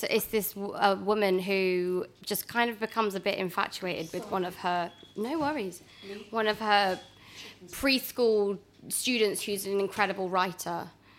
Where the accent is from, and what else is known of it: Bristol, South West England, United Kingdom; born or raised there; accent: Bristol; moved away as an adult